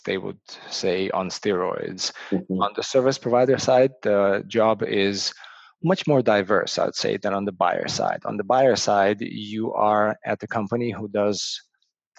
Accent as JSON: {"language": "English", "country": "Ukraine", "moved": "yes", "lives_now": "Toronto, Canada", "said": "I'm originally from Ukraine, and I live and work in Toronto, Canada."}